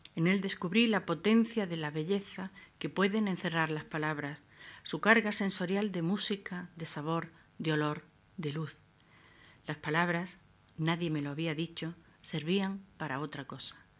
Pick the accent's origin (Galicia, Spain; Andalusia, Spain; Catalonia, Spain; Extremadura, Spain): Andalusia, Spain; Adra; Abdera es mi tierra natal, una Almería desnuda, hecha de acantilado y desierto